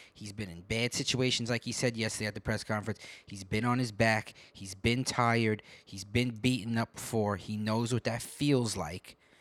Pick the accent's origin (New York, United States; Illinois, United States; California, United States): New York, United States; I grew up in New York